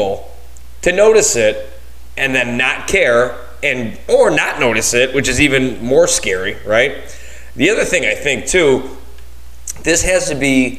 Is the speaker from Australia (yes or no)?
no; Buffalo, New York, United States; moved away; I'm from Buffalo, New York, right? So we have some, I don't live there anymore